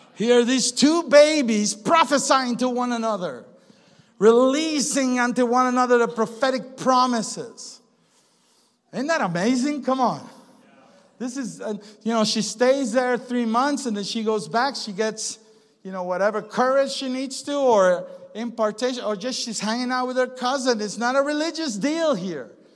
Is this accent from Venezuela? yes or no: yes; Venezuela; now in United States; we live in the good old USA and we live here, but we're from Venezuela